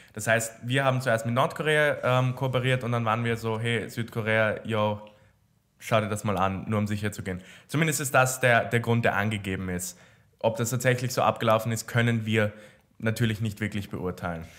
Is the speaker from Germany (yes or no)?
no; Austria; bei uns in Österreich